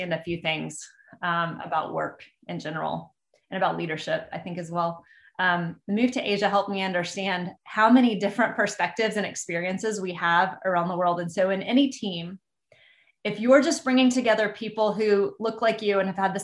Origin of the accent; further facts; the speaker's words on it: Texas, United States; I grew up in Texas, and further, I grew up in a small town in the middle of Texas